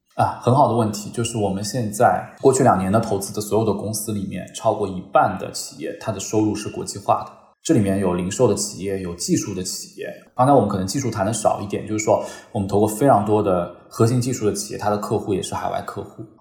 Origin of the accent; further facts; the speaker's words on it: China; 他没必要来听我们中国人说什么。